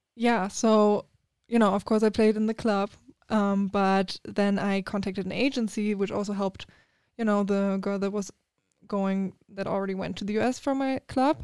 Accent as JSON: {"language": "English", "country": "Germany", "tie": "born or raised there", "second_language": "English", "moved": "as an adult", "lives_now": "United States", "said": "so I grew up in Germany"}